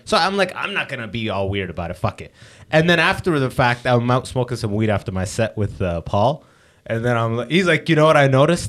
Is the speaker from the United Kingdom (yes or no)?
no; London, Ontario, Canada; I grew up in London